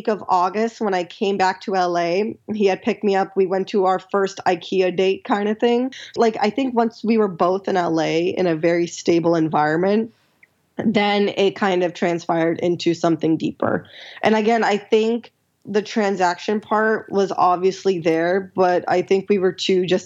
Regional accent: Pakistan; I'm like humble from Pakistan

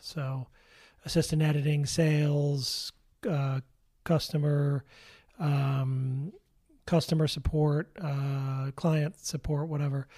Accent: Darien, Connecticut, United States; moved away; also born or lived in New York City; I'm originally from Darien, Connecticut

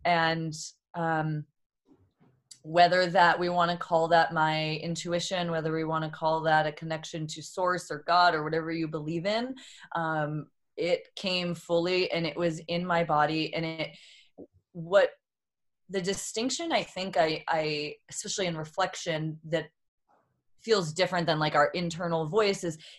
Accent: Boston, Massachusetts, United States; moved away as an adult; now in San Diego, United States; I was born and raised in Boston and moved when I was twenty-four out to San Diego

